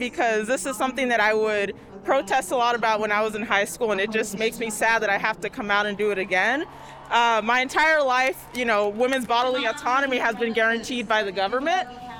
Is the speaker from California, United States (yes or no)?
yes; Los Angeles, California, United States; I'm from LA.